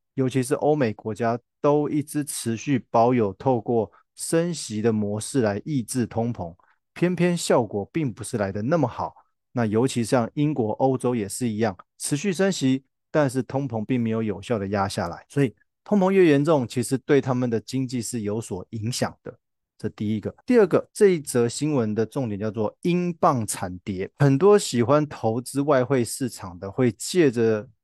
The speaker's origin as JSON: {"language": "Chinese", "country": "Taiwan", "said": "我们台湾的民众那么喜欢去日本玩"}